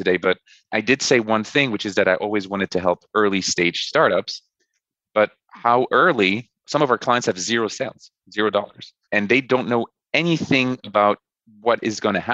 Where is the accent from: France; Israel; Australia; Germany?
France; now in New York, United States; my wife and I, we're from France. So we went back to France for the longest period I've been away from New York